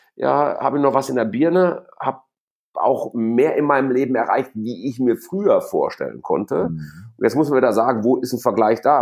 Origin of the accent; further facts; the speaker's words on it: Gelsenkirchen, North Rhine-Westphalia, Germany; moved away as an adult; also born or lived in Essen / Frankfurt; Wir, wir hier im Ruhrgebiet, ich bin in Essen geboren, mhm. auf Schalke groß geworden